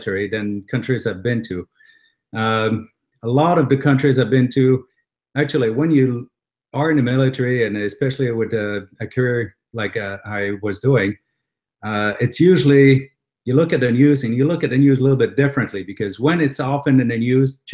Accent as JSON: {"language": "English", "region": "New Brunswick", "country": "Canada", "tie": "born or raised there", "moved": "yes", "lives_now": "Ontario, Canada", "said": "I was born and raised in New Brunswick."}